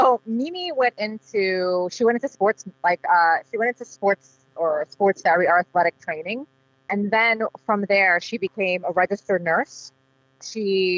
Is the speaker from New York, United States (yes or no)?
yes; New York City, New York, United States; I loved growing up in Queens